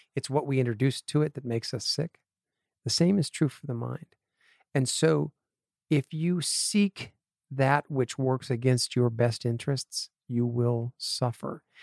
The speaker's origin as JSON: {"language": "English", "region": "Connecticut", "country": "United States", "tie": "born or raised there", "also_born_or_lived": "Appleton, Wisconsin / San Diego / Los Angeles", "moved": "as an adult", "said": "I grew up in Connecticut"}